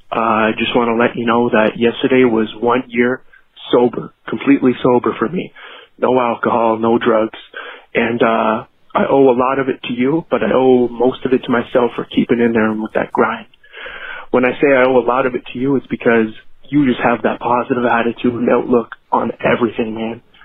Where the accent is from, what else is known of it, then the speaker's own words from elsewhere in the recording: Canada; I'm from Canada